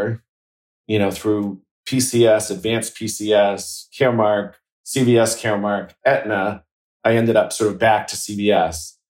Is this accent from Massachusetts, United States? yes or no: yes; outside of Boston, Massachusetts, United States; I grew up outside of Boston in, a small town